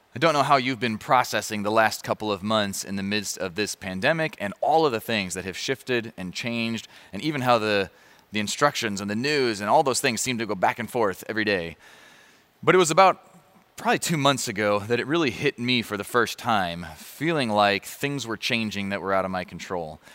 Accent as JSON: {"language": "English", "town": "Chicago", "region": "Illinois", "country": "United States", "tie": "born or raised there", "said": "I grew up around Chicago"}